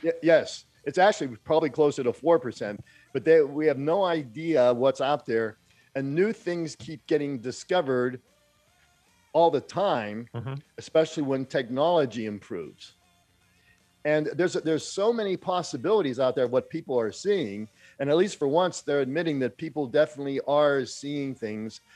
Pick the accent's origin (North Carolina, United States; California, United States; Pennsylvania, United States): Pennsylvania, United States; Pittsburgh; growing up in Pittsburgh